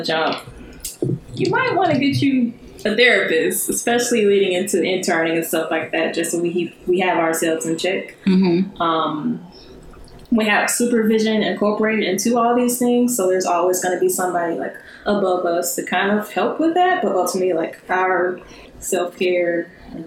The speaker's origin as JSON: {"language": "English", "town": "Birmingham", "region": "Alabama", "country": "United States", "moved": "as an adult", "said": "I'm from Birmingham. So I've just been kind of moving up the map through school"}